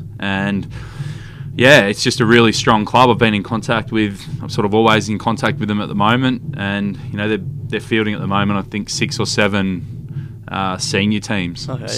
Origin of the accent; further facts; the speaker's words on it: Stratford, Victoria, Australia; also born or lived in Sale, Victoria; now in Perth, Australia; So I was born in Sale, but actually grew up 15 k's out of Sale, a little town called Stratford.